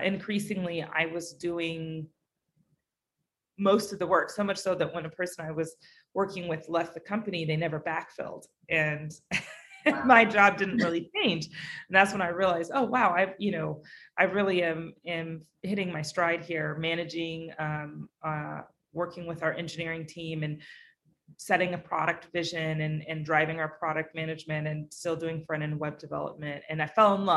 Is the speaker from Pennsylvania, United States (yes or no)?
no; Alaska, United States; also born or lived in Bay Area, California; now in New York, United States; I grew up in Alaska.